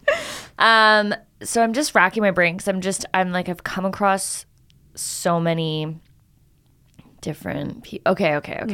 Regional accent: Canada; moved away; I'm Canadian

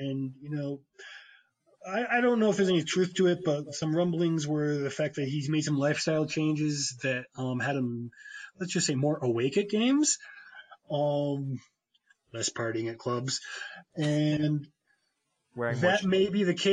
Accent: Connecticut, United States; having grown up in Connecticut

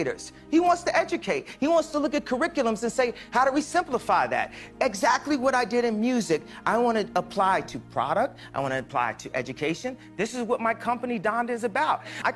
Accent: Chicago, Illinois, United States; never think that I'm not from Chicago for one second

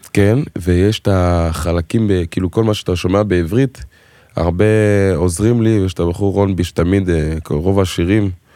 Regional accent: Israel; first language French; Hebrew is a second language; גדלתי בארץ, אבל בבית, צרפתית, חינוך אפריקאי, הייתי בבית ספר צרפתי, כאילו, ורק בכיתה י"א עברתי לאנקור ראשון לציון

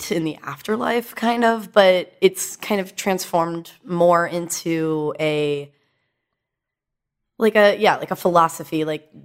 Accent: Dallas, Texas, United States; I was raised in Dallas by two therapist parents

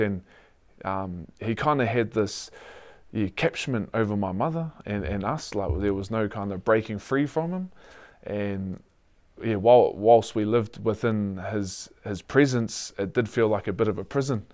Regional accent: Hastings, Hawke's Bay, New Zealand; also born or lived in Taradale; born and born and raised in Hastings

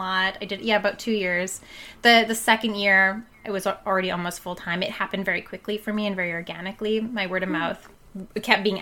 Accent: Yukon, Canada; moved away as an adult; now in Kamloops, Canada; I was born and raised in the Yukon. I moved to Kamloops about 12, 13 years ago

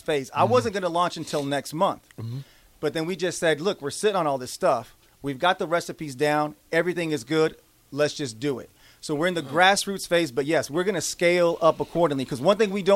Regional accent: Lincoln, Nebraska, United States; Right here in Lincoln, man, Nebraska proud, Lincoln strong. This is my hometown.

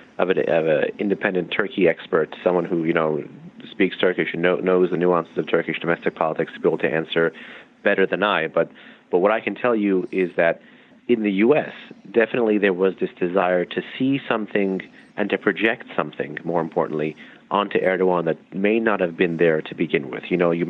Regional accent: United States; one can only wonder as an American.

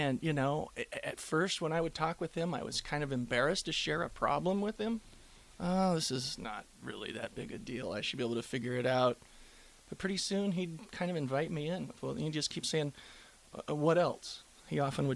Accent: Rosalie, Nebraska, United States; I grew up in a little town of about 159 people up in northeast Nebraska. The name of the town's Rosalie.

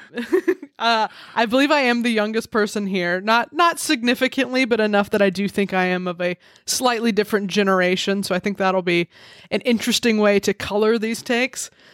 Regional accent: Alabama, United States; I grew up in Alabama

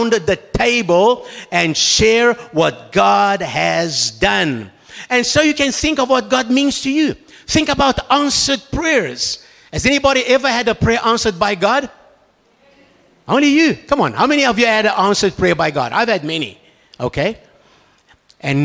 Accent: Brazil; I come from Brazil, where the nuts come from.

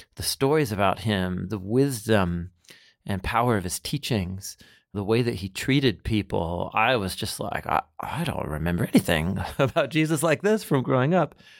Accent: Portland, Oregon, United States; I grew up in Portland, Oregon

